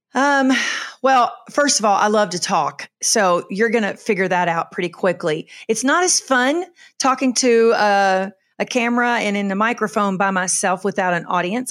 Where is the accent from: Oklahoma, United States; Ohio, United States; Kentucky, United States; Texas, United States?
Kentucky, United States; moved away as an adult; also born or lived in Charleston, South Carolina; now in Western North Carolina, United States; I was born and raised in Kentucky on a farm